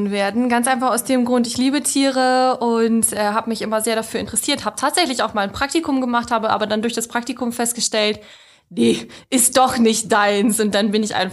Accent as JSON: {"language": "German", "town": "Lingen", "region": "Lower Saxony", "country": "Germany", "tie": "born or raised there", "said": "Also ich bin in Lingen groß geworden und ich bin eher für Kleinstadt."}